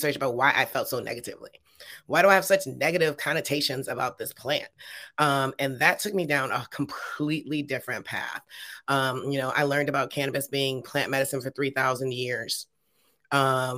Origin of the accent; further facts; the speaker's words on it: Detroit, Michigan, United States; moved away as an adult; now in California, United States; I grew up in Detroit in the late 80s